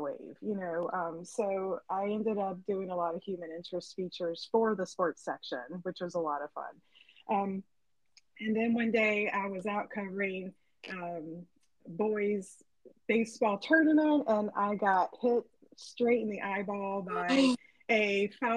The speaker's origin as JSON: {"language": "English", "town": "Suffolk", "region": "Virginia", "country": "United States", "moved": "as an adult", "lives_now": "Alabama, United States", "said": "I'm originally from Suffolk, Virginia, which is in the east corner of the state. And I lived in Virginia most of my life"}